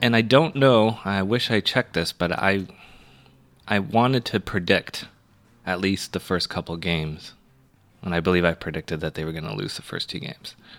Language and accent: English; Toronto, Ontario, Canada; as a Canadian or as a Torontonian or as an Ontarian